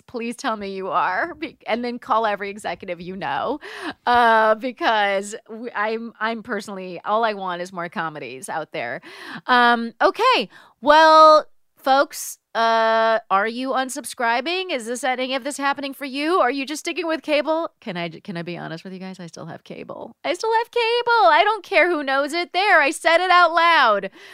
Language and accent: English; United States; I'm an American